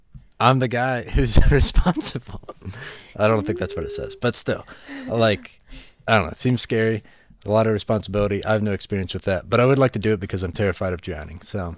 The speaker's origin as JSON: {"language": "English", "region": "West Virginia", "country": "United States", "said": "And I am from, not to brag here, I am from"}